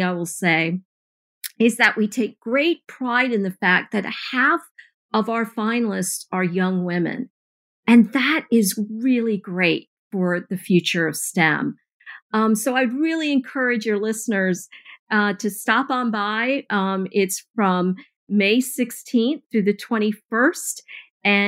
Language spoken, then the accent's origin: English; Eastern North Carolina, United States; I grew up in Eastern North Carolina